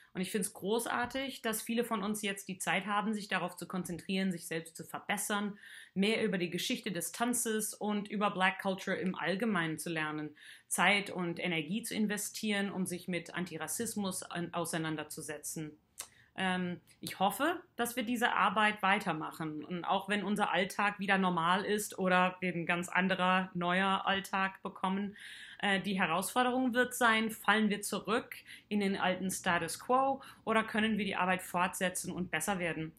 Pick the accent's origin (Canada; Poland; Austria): Canada; now in Heidelberg, Germany; Ich komme aus Kanada und wohne schon seit einigen Jahren